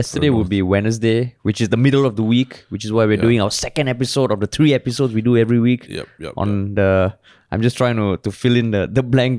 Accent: Singapore; growing up in Singapore

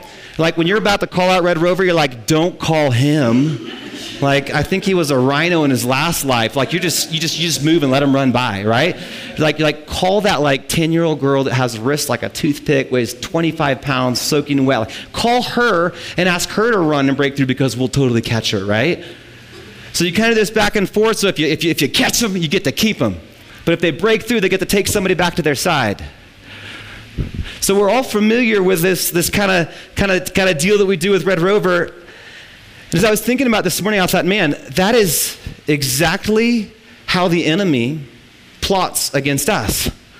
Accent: Midwest, United States; we're from the Midwest, we were farmers.

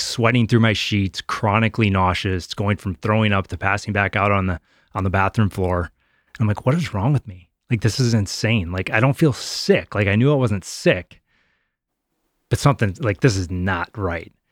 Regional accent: Wisconsin, United States; moved away as an adult; Growing up in Wisconsin

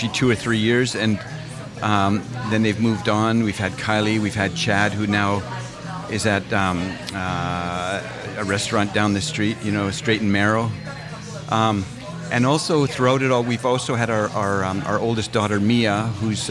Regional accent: Edmonton, Alberta, Canada; now in Vancouver, Canada; my family growing up in Edmonton

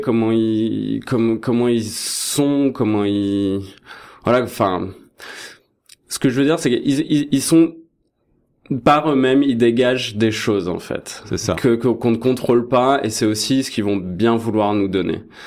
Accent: France; moved away as an adult; now in Toronto, Canada; je suis français

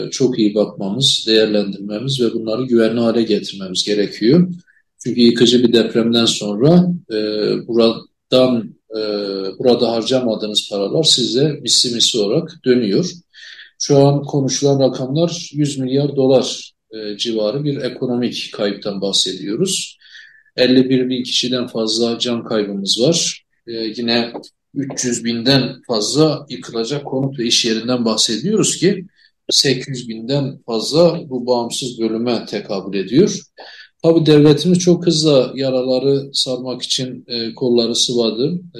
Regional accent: Elazığ, Elazığ Province, Turkey; Hatta ben Elazığlıyım. Elazığ'ı da biliyorum.

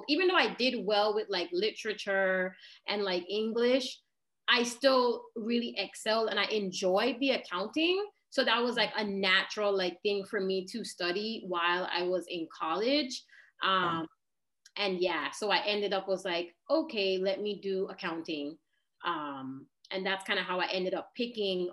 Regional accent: British Virgin Islands; moved away as an adult; also born or lived in United States / Florida; I was born in the US and then, but I grew up in the Virgin Islands.

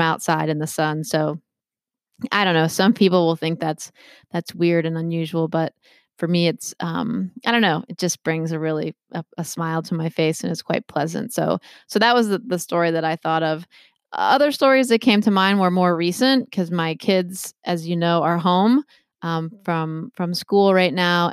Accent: Maryland, United States; moved away as an adult; now in Massachusetts, United States; I'm from Maryland originally

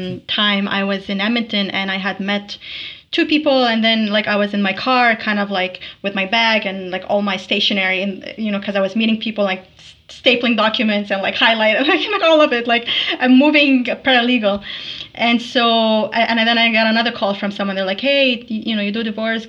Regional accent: Tripoli, North Governorate, Lebanon; now in Alberta, Canada; Tripoli, Lebanon

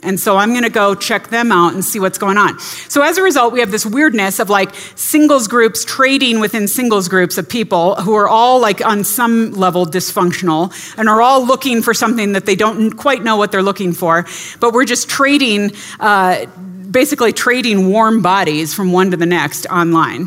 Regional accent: California, United States; I grew up in the California public schools

